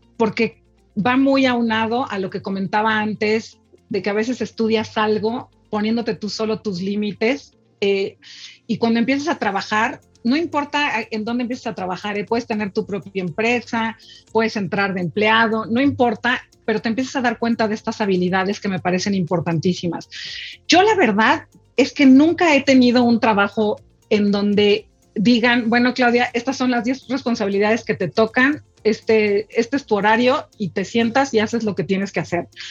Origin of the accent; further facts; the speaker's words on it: Mexico; yo soy una mujer mexicana, orgullosa, de hueso colorado mexicana